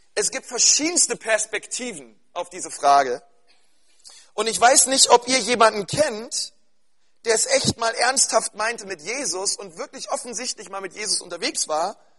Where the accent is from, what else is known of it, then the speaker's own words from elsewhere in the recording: Berlin, Germany; bei uns in Berlin-Spandau